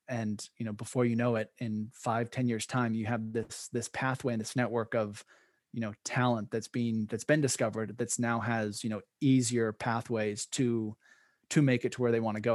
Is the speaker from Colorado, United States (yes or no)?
no; Oregon, United States; I grew up in Oregon, which has a huge cyclocross scene